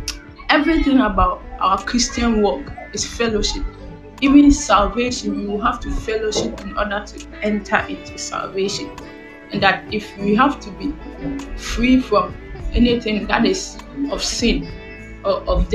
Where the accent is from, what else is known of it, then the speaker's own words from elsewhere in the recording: Ghana; I'm from Ghana